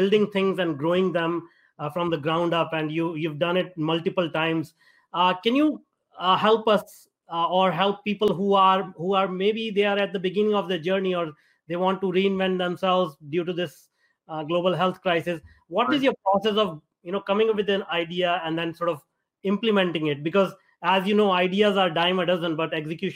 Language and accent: English; India; now in North America; I grew up in India and I migrated over to North America.